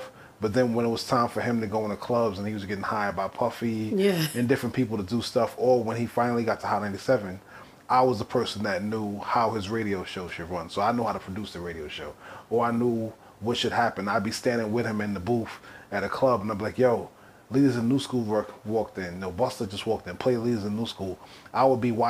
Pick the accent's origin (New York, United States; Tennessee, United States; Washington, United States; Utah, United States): New York, United States; growing up in New York